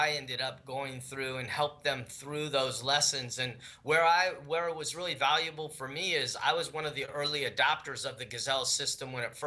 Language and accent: English; Las Vegas, Nevada, United States; I'm from Las Vegas